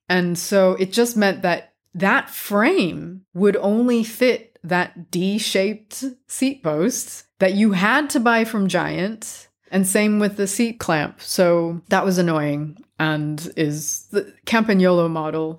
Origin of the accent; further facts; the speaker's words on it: California, United States; moved away as an adult; also born or lived in Japan; now in London, United Kingdom; I'm originally from California